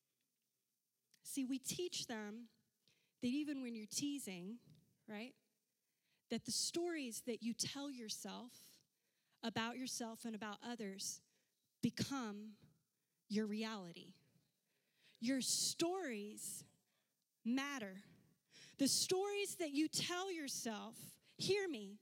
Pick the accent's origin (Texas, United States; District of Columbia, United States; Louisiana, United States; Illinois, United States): Louisiana, United States; There were six of us growing up, and we lived in a house that did not have a lot of bathrooms because we're from Louisiana